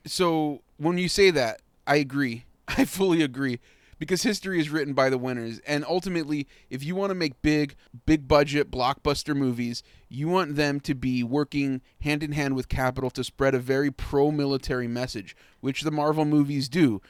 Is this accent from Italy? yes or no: no; Mexico; I'm from Mexico